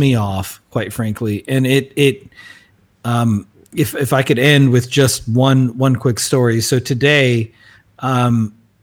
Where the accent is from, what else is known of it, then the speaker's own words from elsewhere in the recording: South Africa; we as South African Afrikaner